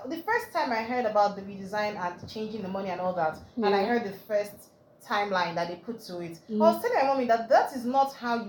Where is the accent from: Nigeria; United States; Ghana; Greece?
Nigeria; the new reality of being a Nigerian